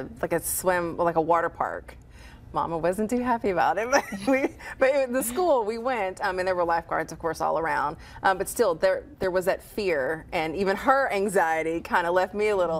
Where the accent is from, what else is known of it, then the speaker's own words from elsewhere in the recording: Arkansas, United States; moved away; I'm from Arkansas